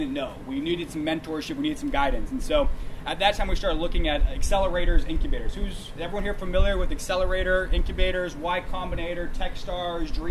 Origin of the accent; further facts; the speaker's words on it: Sacramento, California, United States; also born or lived in San Francisco; I'm born and raised in Sacramento, actually in Folsom High, class of 03